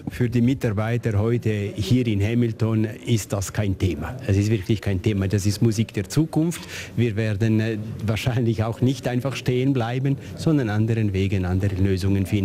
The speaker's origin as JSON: {"language": "German", "region": "Ticino", "country": "Switzerland", "said": "Ich komme aus Randgebieten, aus dem Kanton Tessin"}